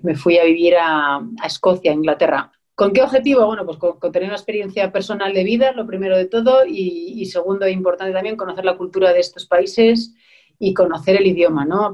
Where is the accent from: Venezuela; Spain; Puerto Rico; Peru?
Spain; moved away as an adult; also born or lived in Germany / Scotland